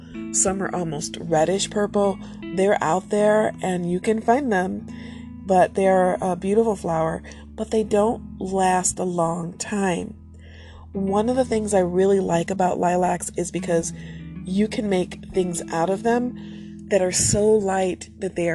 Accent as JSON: {"language": "English", "country": "United States", "said": "I'm American"}